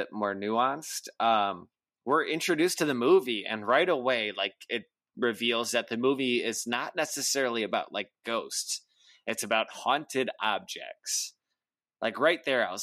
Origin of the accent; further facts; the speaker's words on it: Midwest, United States; accent: Midwestern; my Midwestern accent